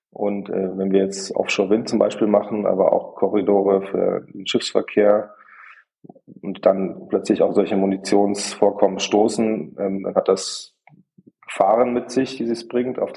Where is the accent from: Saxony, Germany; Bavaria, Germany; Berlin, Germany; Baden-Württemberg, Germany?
Bavaria, Germany; Ich auch als Bayer habe das ja auch festgestellt, dass die Berge schön sind, aber das Meer auch besonders schön.